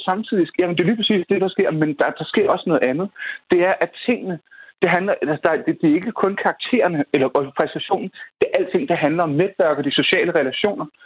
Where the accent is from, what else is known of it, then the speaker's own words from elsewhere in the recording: North Zealand, Capital Region of Denmark, Denmark; jeg kommer fra Nordsjælland